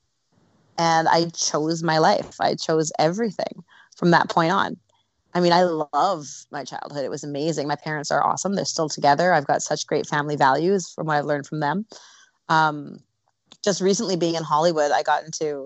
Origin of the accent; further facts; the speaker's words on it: Canada; moved away as an adult; now in Los Angeles, United States; Growing up in Canada was amazing. I'm a West Coast girl, always have been.